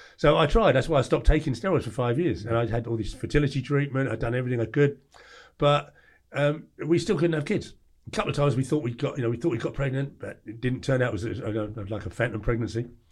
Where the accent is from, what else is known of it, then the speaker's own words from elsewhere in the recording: England, United Kingdom; I was like, "England."